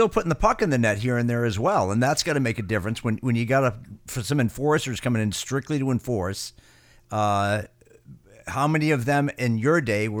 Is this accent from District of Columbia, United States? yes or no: no; Boston, Massachusetts, United States; I'm from Boston